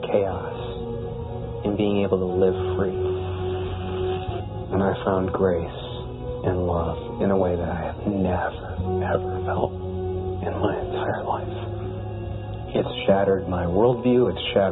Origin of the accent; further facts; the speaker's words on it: right outside of Detroit, Michigan, United States; now in Chicago, United States; I grew up right outside of Detroit